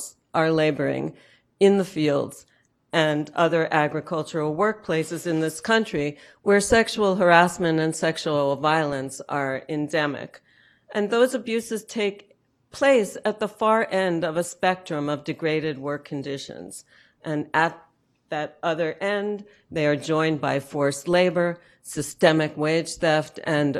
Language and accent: English; United States; moved away; also born or lived in rural southern United States; to be here in my hometown